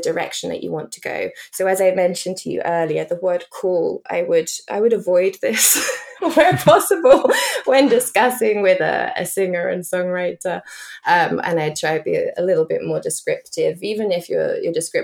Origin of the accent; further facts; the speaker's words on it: England, United Kingdom; as we say in England